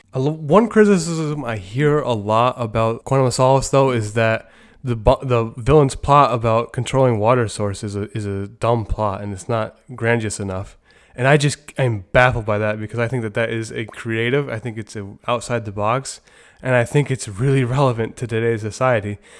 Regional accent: New York, United States; in my hometown of New York

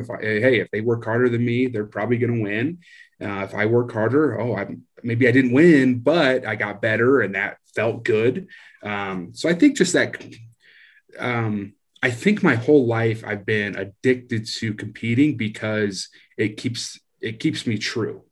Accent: Iowa, United States; moved away; I grew up in Iowa, just real town, uh, farm type area, country type area

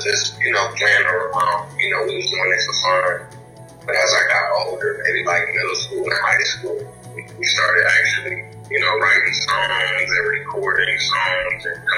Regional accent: United States; if I was coming from America, we only had, or at least when I was in school, you know what I'm saying, we only had access to explore Spanish class

